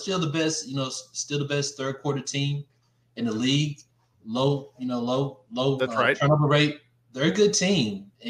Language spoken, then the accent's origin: English; Texas Panhandle, United States; and I'm from the Panhandle